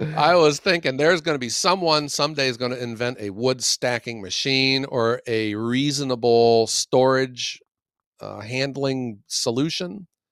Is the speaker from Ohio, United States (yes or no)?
yes; Youngstown, Ohio, United States; from Youngstown